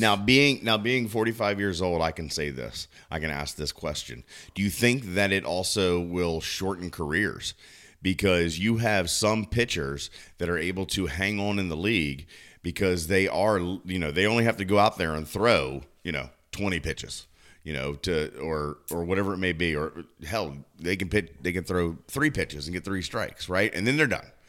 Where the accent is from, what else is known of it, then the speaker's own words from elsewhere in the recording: Southern Maryland, United States; moved away; my hometown back in Maryland, the Southern Maryland Blue Crabs